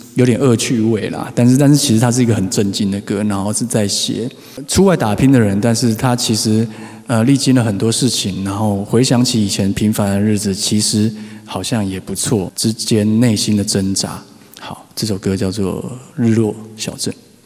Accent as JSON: {"language": "Chinese", "region": "Taipei", "country": "Taiwan", "tie": "born or raised there", "said": "又是台北小孩，台北已经很难，然后就其实身边有很少人在讲台语"}